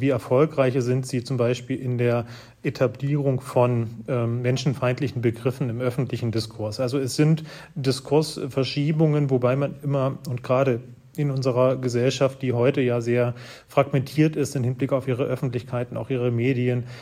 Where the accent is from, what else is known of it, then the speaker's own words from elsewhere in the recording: Arnstadt, Thuringia, Germany; Das ist die Stadt, in der ich aufgewachsen bin. Ich stamme aus Thüringen, bin in einem Dorf aufgewachsen und in Arnstadt auf die Schule gegangen